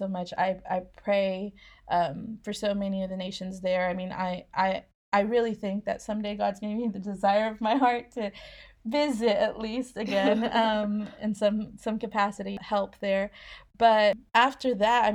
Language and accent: English; Oklahoma, United States; moved away as an adult; also born or lived in Mexico; now in Scotland; I was born in Oklahoma, raised most of my life in Oklahoma, but I did live in Mexico when I was a kid for a while.